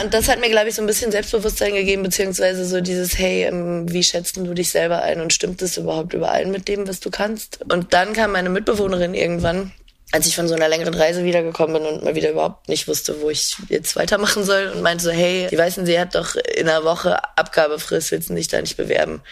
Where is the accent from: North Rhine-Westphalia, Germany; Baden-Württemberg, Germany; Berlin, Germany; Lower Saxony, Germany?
Lower Saxony, Germany; Emsland; also born or lived in Mecklenburg-Vorpommern; ich bin in einem Dorf im Emsland aufgewachsen, beziehungsweise Mecklenburg-Vorpommern und dann im Emsland